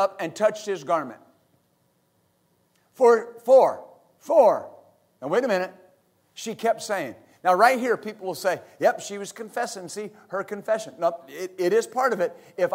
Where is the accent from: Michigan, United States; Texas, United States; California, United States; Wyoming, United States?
Texas, United States; West; I grew up in West Texas